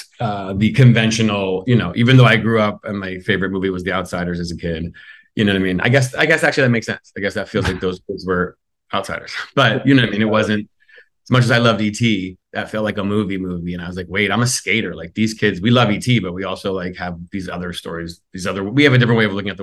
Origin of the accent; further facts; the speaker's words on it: New York City, New York, United States; I grew up in Manhattan